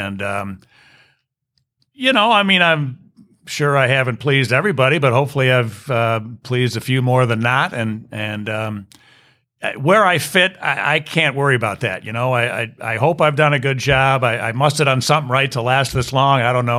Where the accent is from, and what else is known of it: Chicago, Illinois, United States; born or raised there